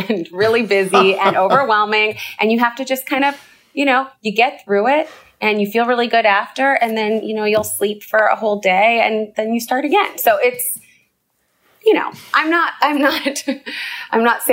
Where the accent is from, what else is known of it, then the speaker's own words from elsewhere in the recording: Canada; moved away as an adult; now in United States; I grew up in Canada. I lived in the U.S. for 10 years.